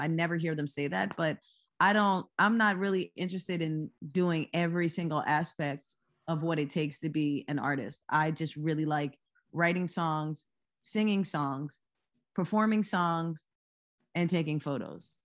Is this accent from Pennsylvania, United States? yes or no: yes; Lower Merion, Pennsylvania, United States; also born or lived in Philadelphia; I was born in Philadelphia, m, and I live in Philadelphia now, but I was actually raised in the same city that Kobe Bryant went to high school, which is Lower Marion